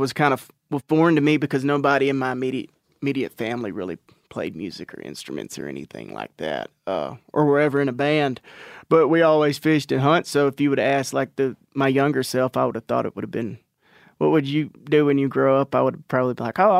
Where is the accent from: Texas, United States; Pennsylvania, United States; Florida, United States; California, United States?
Texas, United States; Natchez; So we're from Palestine, Texas, around there. I'm actually from Natchez, which is about 10 miles, 15 miles outside of Palestine, which is just in East Texas.